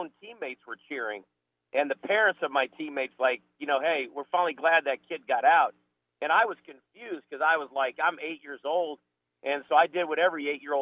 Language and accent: English; Phoenix, Arizona, United States; now in North Carolina, United States; I was born and raised in Phoenix. I'm one of the few natives.